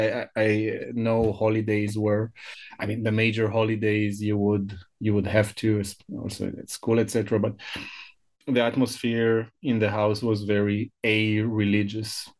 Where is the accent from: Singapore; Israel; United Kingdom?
Israel; first language Hebrew; English is a second language; I was born and I grew up in, in Israel